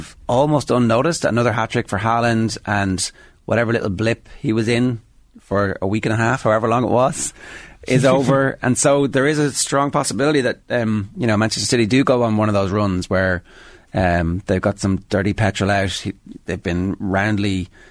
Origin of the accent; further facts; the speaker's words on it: Ireland; Irish football fans